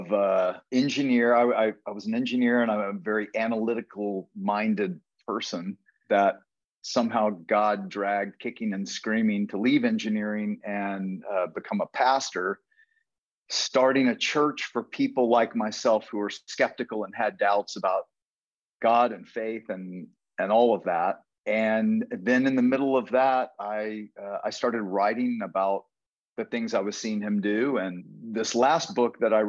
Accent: Houston, Texas, United States; now in Austin, United States; I grew up in Houston

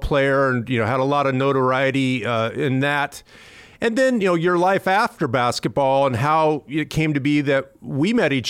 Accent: Seattle, Washington, United States; my hometown team, the Seattle Supersonics

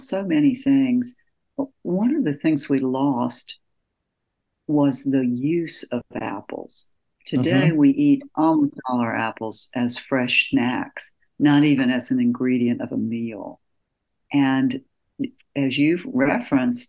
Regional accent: West Point, Georgia, United States; also born or lived in Atlanta, Georgia; I'm from Georgia, born in Atlanta and raised in a small town, West Point, Georgia, right on the Alabama line

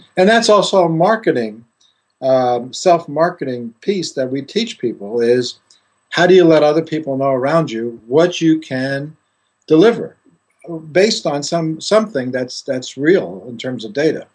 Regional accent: Greece; moved away as an adult; I grew up in Greece and uh, studied initially in Greece

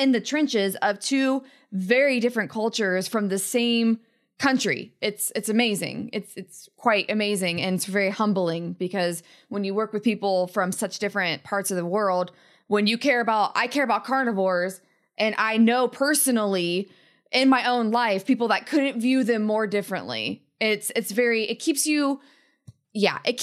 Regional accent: the Appalachians, United States; moved away as an adult; also born or lived in Rocky Mountains; So I was raised in the Appalachians, and then I've lived in the Rockies for almost a decade.

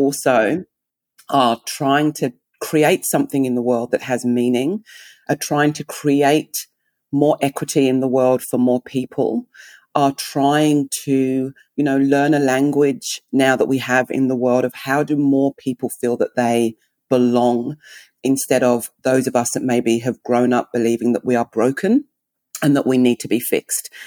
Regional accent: England, United Kingdom; accent: English; also born or lived in Nigeria (heritage); now in Melbourne, Australia; I'm English

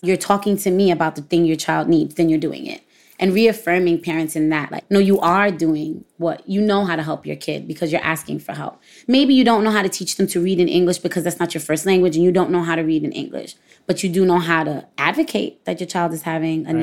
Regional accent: New York City, New York, United States; I'm from Brooklyn, I'm Puerto Rican, my parents speak Spanish

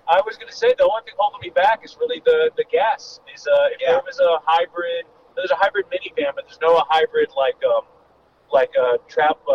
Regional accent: Los Angeles, California, United States; I'm, I'm from Los Angeles, so that always made, whereas for a lot of comedians, it's this big move

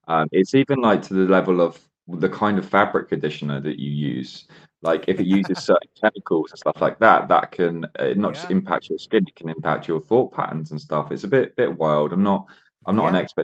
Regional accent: Isle of Wight, South East England, United Kingdom; now in London, United Kingdom; I'm originally from the Isle of Wight, so it's completely 360 to London. The Isle of Wight's population, about 110,000 people. Everyone knows each other.

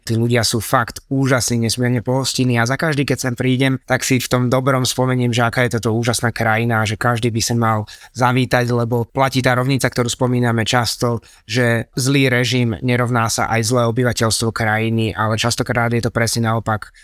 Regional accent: Slovakia; my povieme, že Slovakia, o, Bratislava

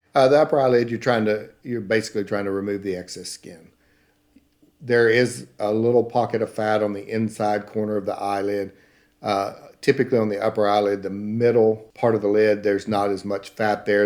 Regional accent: Paris, Texas, United States; accent: Southern; now in Kansas City, United States; I'm from, uh, Paris, Texas.

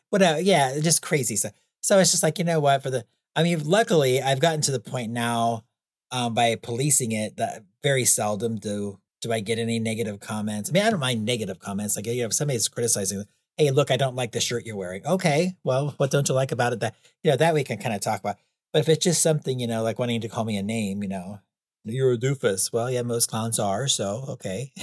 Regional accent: United States; I was from the United States. I had never been out of the United States by that point

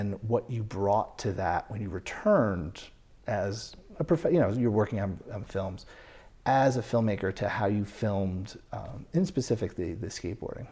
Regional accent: United States; also born or lived in New York; I'm from New England and New York.

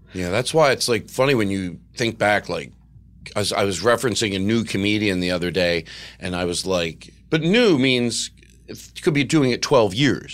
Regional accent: Philadelphia, Pennsylvania, United States; I grew up in Philadelphia

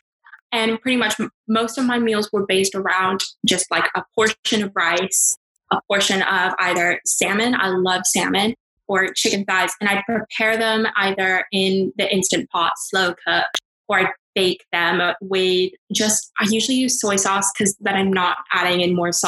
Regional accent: California, United States; now in United Kingdom; I'm from California

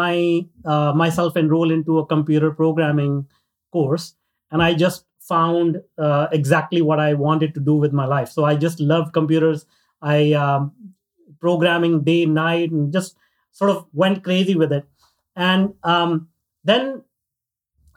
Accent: northern India, India; moved away; I grew up in India in a very, very small town, north part of India.

